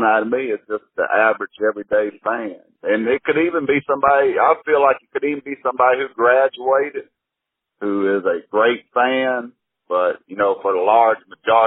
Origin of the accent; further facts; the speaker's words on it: Annapolis, Maryland, United States; I was born in Annapolis, Maryland